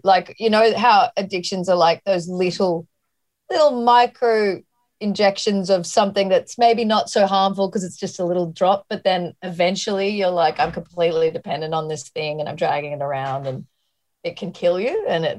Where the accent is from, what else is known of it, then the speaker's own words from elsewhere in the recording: Australia; I wanted to get out of Australia because I felt like all I was